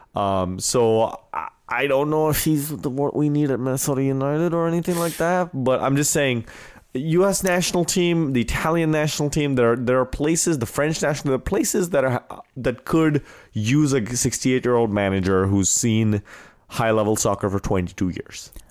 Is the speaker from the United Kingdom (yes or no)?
no; India; moved away; also born or lived in Wisconsin; growing up in India